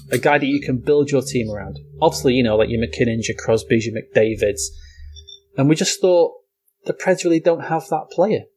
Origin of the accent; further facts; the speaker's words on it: United Kingdom; being British